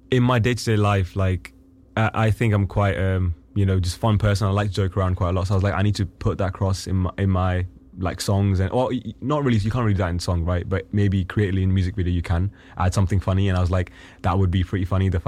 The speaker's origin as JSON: {"language": "English", "country": "Pakistan", "tie": "born or raised there", "said": "who I grew up with in Pakistan is is probably confused by the way I'm speaking. I code switch, so I've always done it since I was a kid."}